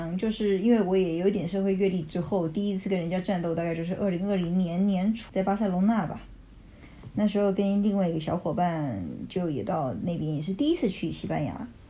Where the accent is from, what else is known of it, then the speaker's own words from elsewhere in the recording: United States; Chinese is a second language; 说就是我们美国人不是很多这样子，请你不要误会。